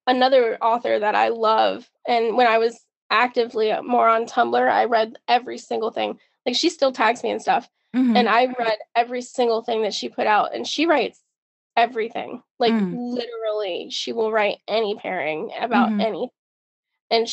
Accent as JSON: {"language": "English", "area": "Outer Banks", "region": "North Carolina", "country": "United States", "tie": "born or raised there", "said": "I grew up on the Outer Banks in North Carolina on an island"}